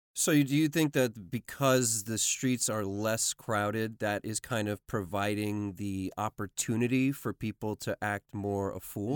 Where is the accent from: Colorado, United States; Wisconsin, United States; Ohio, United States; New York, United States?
New York, United States; New York City; I grew up in New York City